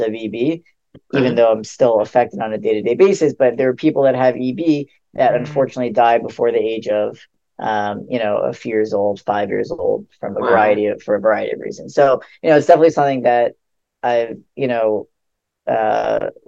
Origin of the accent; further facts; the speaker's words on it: West Hempstead, New York, United States; also born or lived in Queens, New York; most of my childhood, I grew up in West Hempstead, which is Long Island. I lived there basically all my life until I went to college